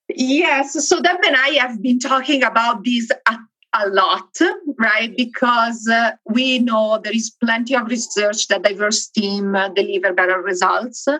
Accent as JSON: {"language": "English", "town": "Milan", "region": "Lombardy", "country": "Italy", "moved": "yes", "lives_now": "Benton Harbor, United States", "said": "I am located in Benton Harbor, Michigan. I'm originally from Italy, though, from Milan."}